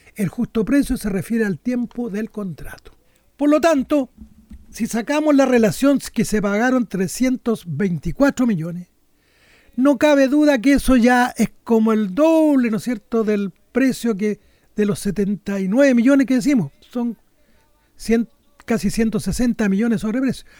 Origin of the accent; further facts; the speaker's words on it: Chile; como los chilenos somos tan quisquillosos